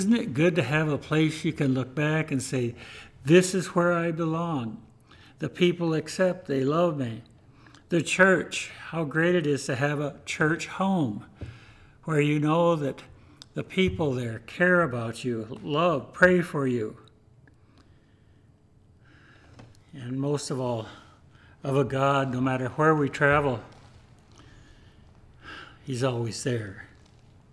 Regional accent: Ellsworth, Iowa, United States; moved away as an adult; I was born in Ellsworth, Iowa, and spent my first 25 years basically there on the farm.

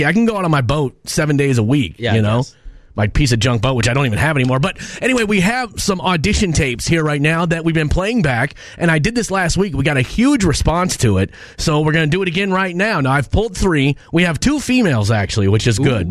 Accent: Minnesota, United States; I was born and raised in Minnesota

